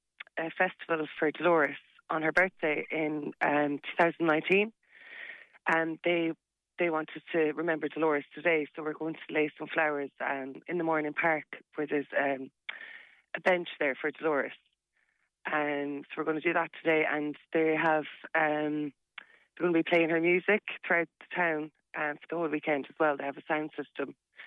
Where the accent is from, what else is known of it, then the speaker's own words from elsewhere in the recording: Connacht, Ireland; I'm from Mayo originally, and I met Brendan like 2.5 years ago, but it was a gathering of people in Limerick.